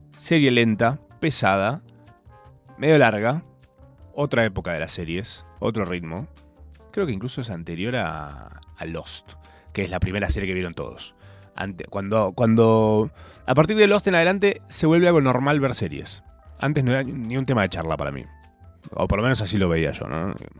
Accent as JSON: {"language": "Spanish", "country": "Argentina", "said": "Soy un argentino más"}